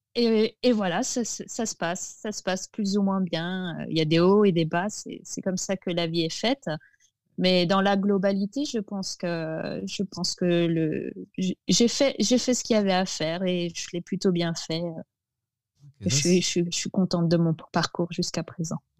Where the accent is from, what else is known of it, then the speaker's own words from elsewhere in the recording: Alsace, Grand Est, France; moved away; mon enfance en Alsace, était, je dirais, particulier